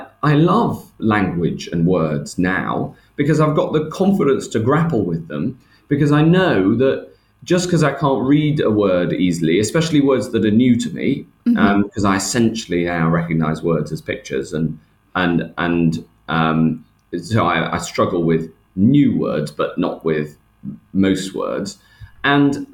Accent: Chester, North West England, United Kingdom; near where I grew up in Chester, just outside Chester

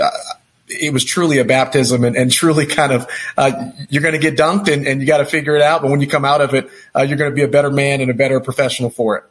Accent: Texas, United States; also born or lived in New York / California; now in Denver, United States; I'm a guy from Texas, uh, born and raised.

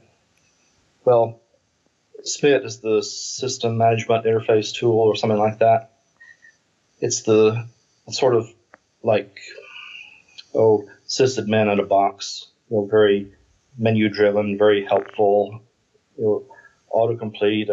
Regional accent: United States

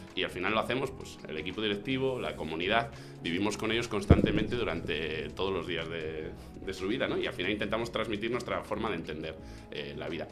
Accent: Zamora, Castile and León, Spain; moved away as an adult; now in Madrid, Spain; Yo soy más zamorano fuera de Zamora que en Zamora

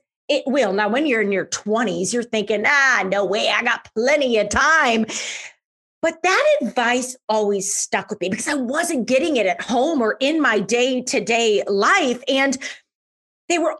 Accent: St. Louis, Missouri, United States; I'm from St. Louis, so I bartended in downtown St. Louis

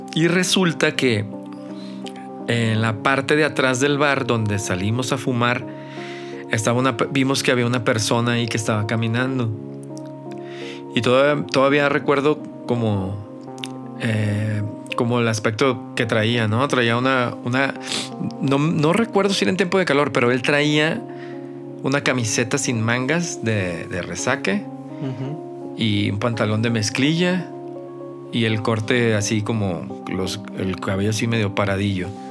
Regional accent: Mazatlán, Sinaloa, Mexico; moved away as an adult; now in Guadalajara, Mexico; yo no soy de aquí de, Guanatos, yo soy de Mazatlán

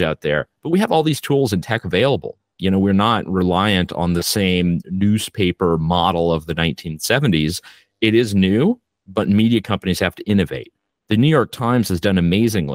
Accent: Canada; I am Canadian

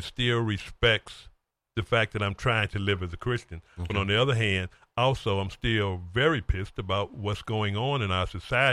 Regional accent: East St. Louis, Illinois, United States; now in Hampton Roads, United States; my hometown in East St. Louis

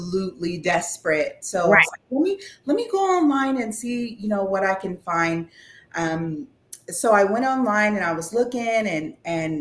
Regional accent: California, United States; also born or lived in Yuba City, California; now in Rocklin, United States; I'm from California

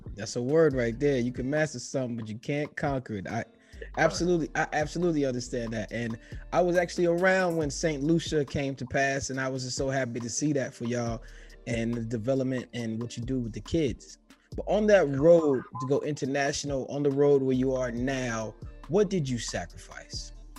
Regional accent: New York City, New York, United States; Me growing up in New York City, being in the Bronx

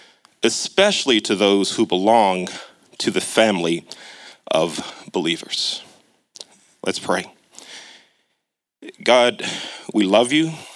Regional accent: Catonsville, Maryland, United States; when I was a little boy growing up in Catonsville. For those of you that aren't aware of the Baltimore area, Catonsville is on the southwest part of Baltimore County

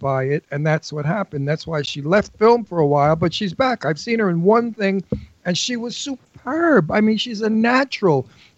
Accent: New York City, New York, United States; accent: Brooklyn; moved away as an adult; also born or lived in Astoria, Queens; now in Bucks County, Pennsylvania, United States; the Red Hook Projects were the new thing that they built for poor people or for people of working class, whatever. And my parents took an apartment there.

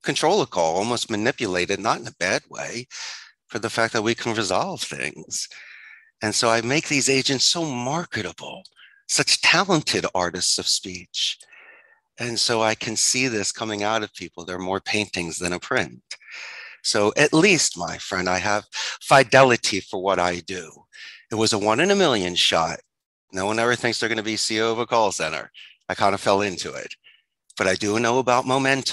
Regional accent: Philadelphia, Pennsylvania, United States; moved away as an adult; also born or lived in Arizona; now in Costa Rica; I'm originally from Philadelphia. I'm a Philly boy. And when I graduated from the proud Abington High School in 91

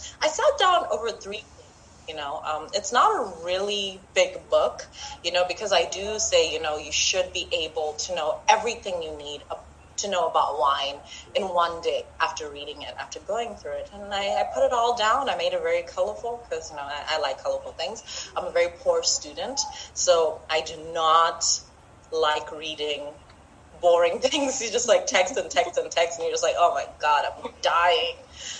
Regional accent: Zimbabwe; now in Botswana; Well, I'm from Zimbabwe, but I live in Botswana, so I am African.

